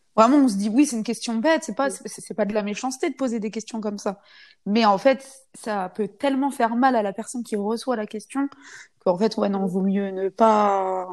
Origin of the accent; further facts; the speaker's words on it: France; je suis une française, non musulmane, je suis reconvertie